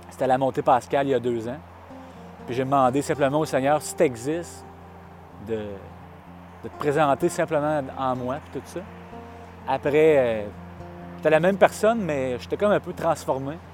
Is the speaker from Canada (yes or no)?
yes; Saint-Apollinaire, Quebec, Canada; born there; Je suis né à Saint-Apollinaire, sur la rive sud.